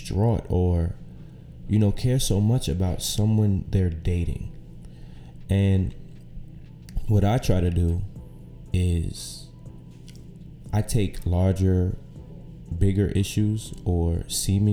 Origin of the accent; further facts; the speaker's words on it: New York City, New York, United States; also born or lived in Syracuse, New York; I'm from right here, from Brooklyn, New York. Grew up here